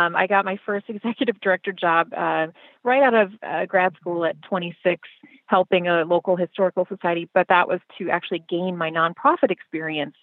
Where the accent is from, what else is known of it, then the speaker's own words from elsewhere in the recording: Minnesota, United States; moved away as an adult; now in Chicago, United States; if my accent doesn't give me away, I grew up in Minnesota. And I spent most of my life there until I went off to college